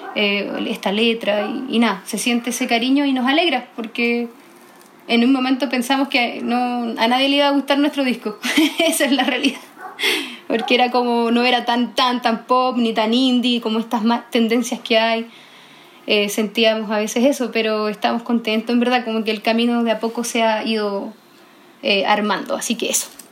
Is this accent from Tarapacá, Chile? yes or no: yes; Iquique, Tarapacá, Chile; moved away as an adult; now in Santiago, Chile; yo soy del norte, tengo como esta, crecí en la cultura andina